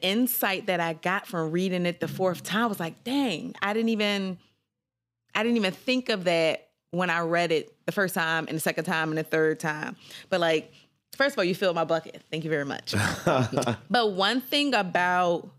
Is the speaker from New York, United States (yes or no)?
no; Philadelphia, Pennsylvania, United States; also born or lived in Tennessee / South Korea; I'm from North Philly. I went to Simon Grass